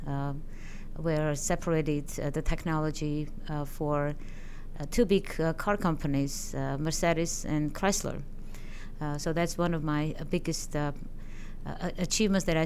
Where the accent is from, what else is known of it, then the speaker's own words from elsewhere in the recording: Armenia; moved away as an adult; now in United States; I am originally from Armenia. I had my education there as an economist, as a scientist